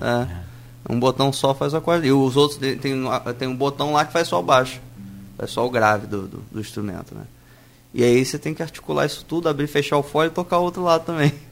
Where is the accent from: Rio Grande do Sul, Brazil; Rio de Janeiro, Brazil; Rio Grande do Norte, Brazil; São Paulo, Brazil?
Rio de Janeiro, Brazil; Campos dos Goytacazes; sou de Campos